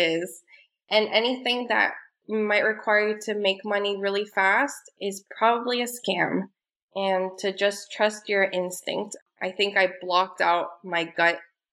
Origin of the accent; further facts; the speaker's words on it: Miami, Florida, United States; I'm from Miami. I live here with my two kids